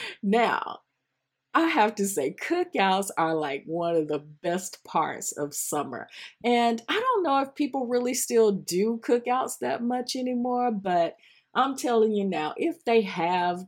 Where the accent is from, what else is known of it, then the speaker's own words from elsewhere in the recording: the South, United States; my days as a youngster growing up in the South